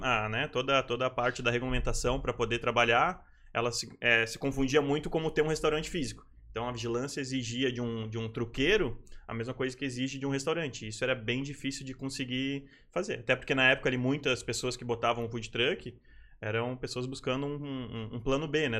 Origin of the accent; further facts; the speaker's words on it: Rio Grande do Sul, Brazil; moved away as an adult; now in Florianópolis, Brazil; Eu sou gaúcho, sou, sou, natural do Rio Grande do Sul e estou em Florianópolis há mais ou menos uns 10 anos